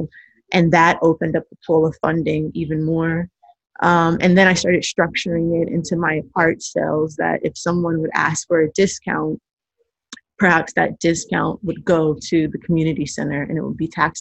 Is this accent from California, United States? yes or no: yes; Los Angeles, California, United States; I'm from South Central. My family, maternal and paternal sides, have been here via the Great Migration since the 1924.